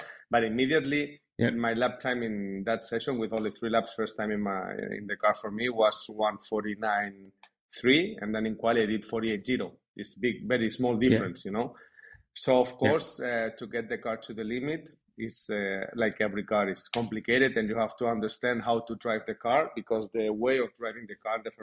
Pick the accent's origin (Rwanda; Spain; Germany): Spain; I was born in Spain